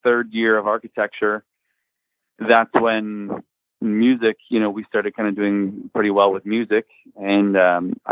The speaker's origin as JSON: {"language": "English", "town": "Windsor", "region": "Ontario", "country": "Canada", "tie": "born or raised there", "said": "We grew up in Windsor, I guess, like on an outskirts area. I suppose like a suburbs. Most of us grew up in an area called LaSalle"}